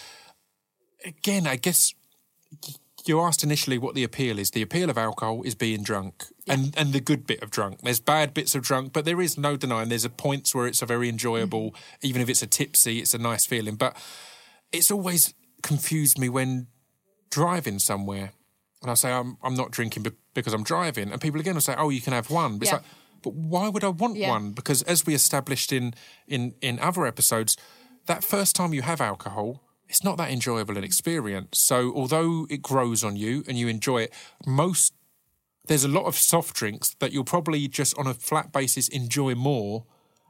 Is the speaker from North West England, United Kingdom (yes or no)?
no; Essex, East of England, United Kingdom; growing up in Essex